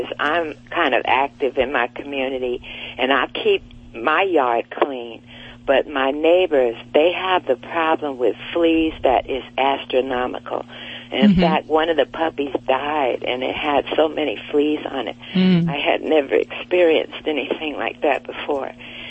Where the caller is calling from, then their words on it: Torrance, California, United States; I am calling from Torrance, California.